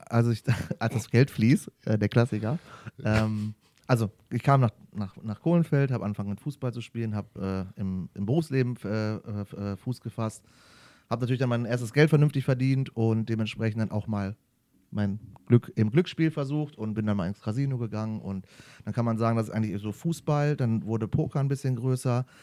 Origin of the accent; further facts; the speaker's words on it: Duisburg, North Rhine-Westphalia, Germany; komme ich {S2} ja aus dem äh, wunderschönen Ruhrpott, {S0} äh, so. aus {S2} Duisburg am Rhein. Heißt, äh, da bin ich aufgewachsen